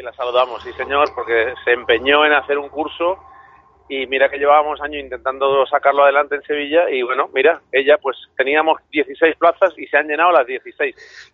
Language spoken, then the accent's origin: Spanish; Chile; moved away; yo nací en Chile